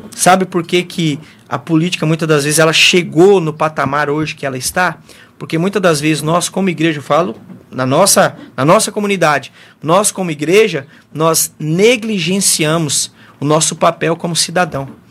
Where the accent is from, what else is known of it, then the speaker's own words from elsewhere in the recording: Mundo Novo, Brazil; eu nasci, me criei, estou aqui em Mundo Novo até hoje